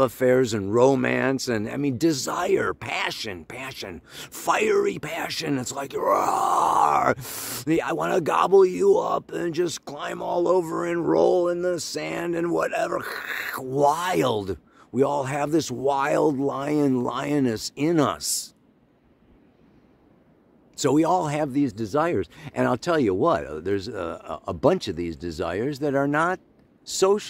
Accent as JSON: {"language": "English", "region": "Illinois", "country": "United States", "tie": "born or raised there", "said": "I grew up in Illinois"}